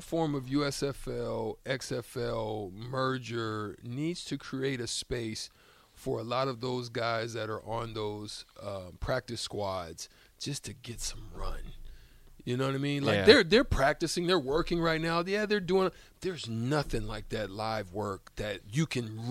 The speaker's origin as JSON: {"language": "English", "region": "Alabama", "country": "United States", "moved": "yes", "said": "I'm from Alabama"}